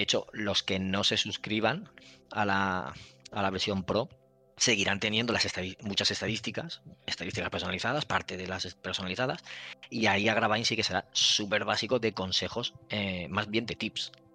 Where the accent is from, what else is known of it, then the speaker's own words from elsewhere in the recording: Valencian Community, Spain; soy valenciano y lo entiendo todo perfectamente